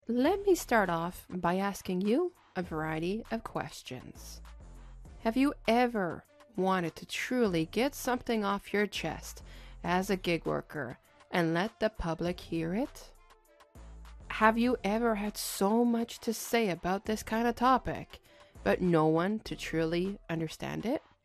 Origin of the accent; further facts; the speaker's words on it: Montreal, Quebec, Canada; I'm born and raised in Montreal, Quebec